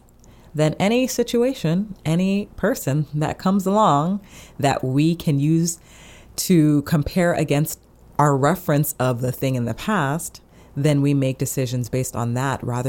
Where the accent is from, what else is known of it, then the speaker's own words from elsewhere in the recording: United States; I am in the U.S., I'm an American